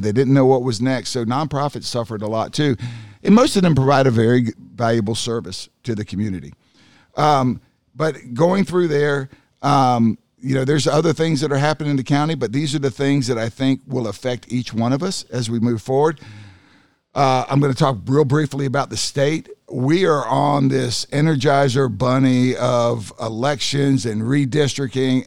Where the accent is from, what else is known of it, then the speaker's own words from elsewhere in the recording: North Carolina, United States; I grew up in North Carolina